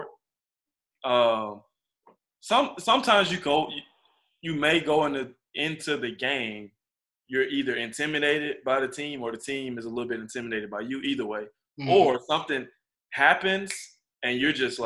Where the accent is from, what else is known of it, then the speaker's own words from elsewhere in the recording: Georgia, United States; we're both from Georgia.